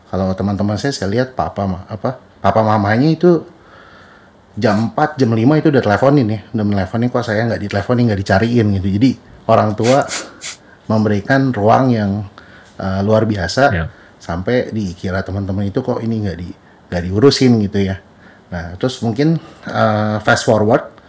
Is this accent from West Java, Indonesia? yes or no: no; Jakarta, Indonesia; papa mama saya perantau dari Bangka Belitung sempat ke Lampung dulu lalu end up di Jakarta uh, dari SD sampai SMA